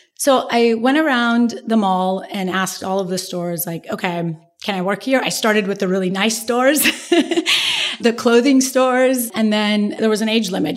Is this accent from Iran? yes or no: yes; Iran; moved away; we grew up in Iran, you know, I, Iran is a very classist culture